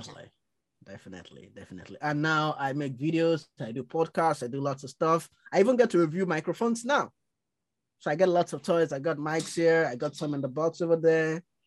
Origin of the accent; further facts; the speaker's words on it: Nigeria; now in London, United Kingdom; grew up in Nigeria